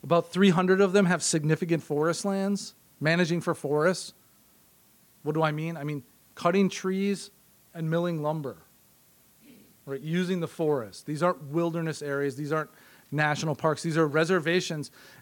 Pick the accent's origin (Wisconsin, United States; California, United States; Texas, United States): Wisconsin, United States; Green Bay; I'm from Wisconsin. In my intro, I said I'm from Green Bay.